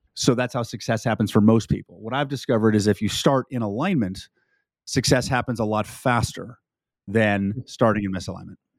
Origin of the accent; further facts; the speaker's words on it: California, United States; now in Texas, United States; Former, formerly a California, now I'm a Texan